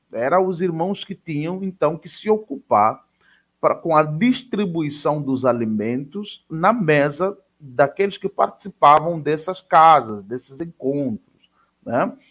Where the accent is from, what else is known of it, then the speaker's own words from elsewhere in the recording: Angola; now in Santa Catarina, Brazil; eu sou angolano